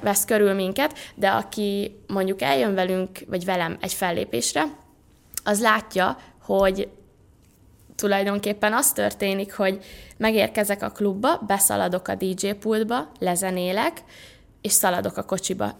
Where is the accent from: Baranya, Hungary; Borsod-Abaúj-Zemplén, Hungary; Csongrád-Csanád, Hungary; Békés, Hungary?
Baranya, Hungary; Pécs; moved away as an adult; now in Budapest, Hungary; felköltöztem Budapestre, mert ugye Pécsen születtem